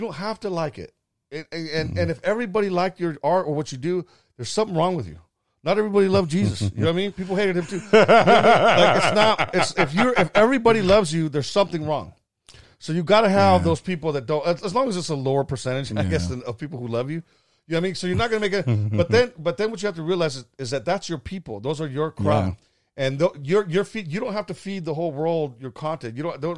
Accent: California, United States; I grew up in the Central Valley, man, and that I was exposed to.

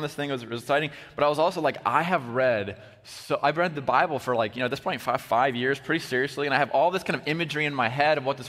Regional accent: Iowa, United States; also born or lived in Wisconsin; I'm from Iowa

